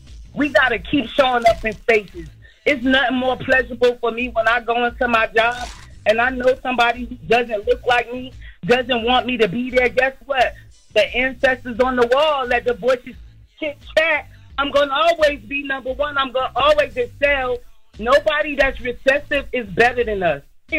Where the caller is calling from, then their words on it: Columbia, South Carolina, United States; I'm checking in from Columbia, South Carolina.